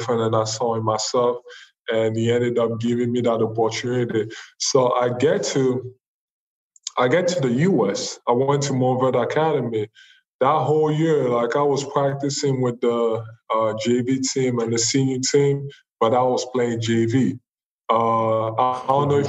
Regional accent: Cameroon; now in United States; I'm not from here, I'm from Cameroon

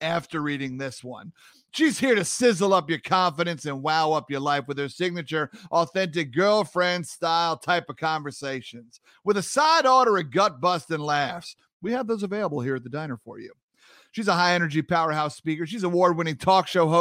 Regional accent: New York, United States; a fellow New Yorker

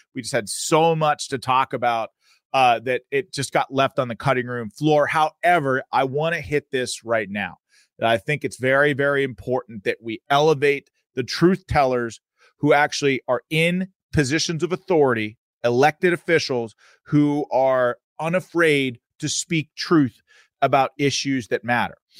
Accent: Pennsylvania, United States; I go back to my home state of Pennsylvania

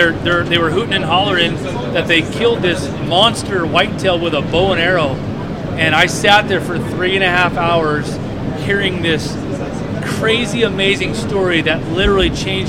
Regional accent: New Jersey, United States; now in Northern California, United States; New Jersey.

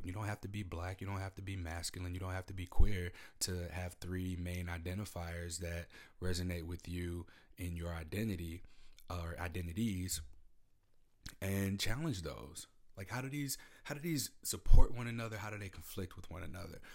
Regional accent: Midwest, United States; now in Pacific Northwest, United States; I'm from the Midwest. I live in the Pacific Northwest.

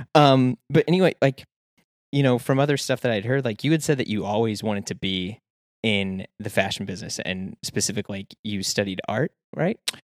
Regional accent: St. Louis, Missouri, United States; I'm from Saint Louis, Missouri

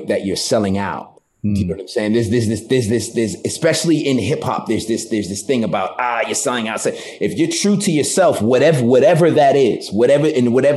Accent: Taunton, Massachusetts, United States; moved away; also born or lived in Boston, Massachusetts / New York; I'm from Massachusetts, from a small town called Taunton

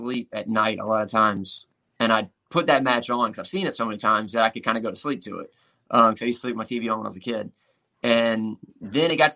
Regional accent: Louisiana, United States; I grew up in the South, I grew up in Louisiana, and it was just outside all day

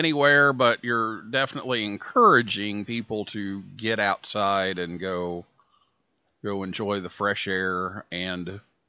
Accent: Vincennes, Indiana, United States; moved away; my hometown of Vincennes

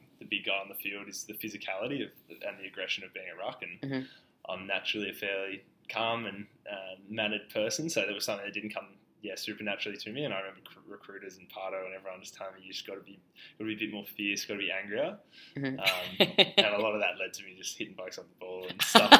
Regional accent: Victoria, Australia; as a kid growing up in Australia

